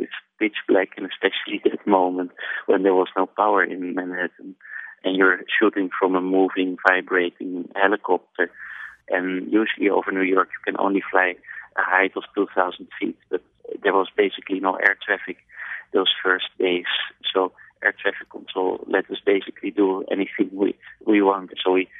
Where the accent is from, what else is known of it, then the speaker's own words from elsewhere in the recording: Netherlands; I'm from Holland